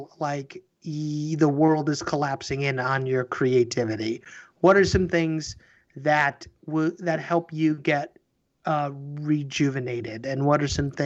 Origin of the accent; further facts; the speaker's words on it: Oswego, United States; my hometown of Oswego